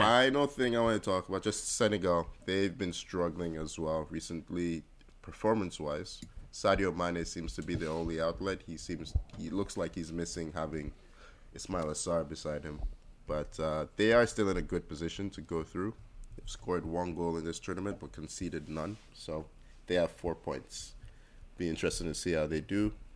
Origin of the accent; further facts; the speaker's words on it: Nigeria; everywhere I go, I say I'm Nigerian